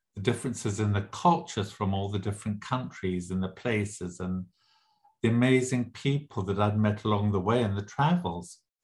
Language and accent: English; Zimbabwe; also born or lived in England / Lesotho / South Africa; now in Las Vegas, United States; I grew up in Southern Africa and in Southern Rhodesia, was then Southern Rhodesia, it's now Zimbabwe.